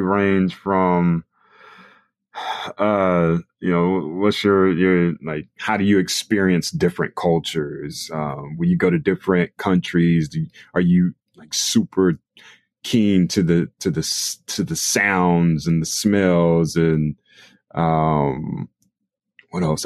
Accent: Raleigh, North Carolina, United States; I grew up in Raleigh, North Carolina

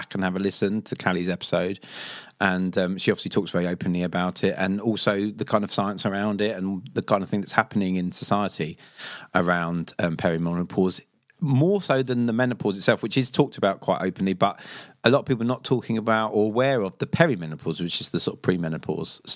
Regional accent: Seaford, South East England, United Kingdom; born or raised there; also born or lived in Brighton

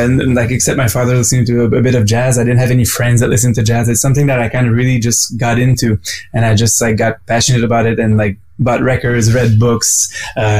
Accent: Quebec City, Quebec, Canada; now in Montreal, Canada; I was from Quebec City originally first before moving to Montreal

